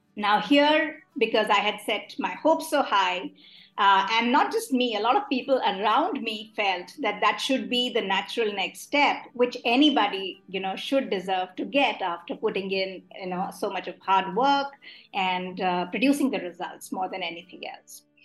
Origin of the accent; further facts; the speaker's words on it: Delhi, India; I am someone who was born and brought up in Delhi